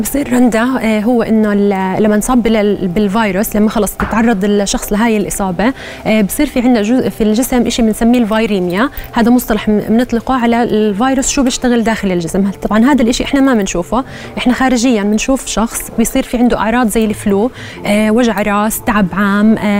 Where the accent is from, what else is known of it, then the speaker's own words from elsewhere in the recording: Jordan; احنا موجود عندنا بالاردن